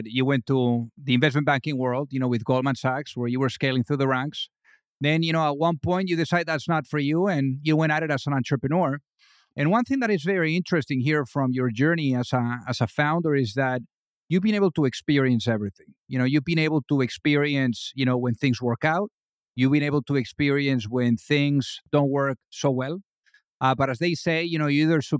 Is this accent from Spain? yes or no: yes; Spain; moved away; I'm originally from Spain.